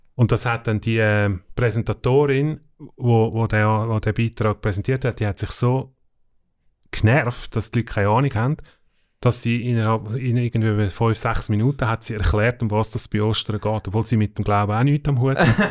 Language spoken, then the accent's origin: German; Switzerland; wir als Schweizer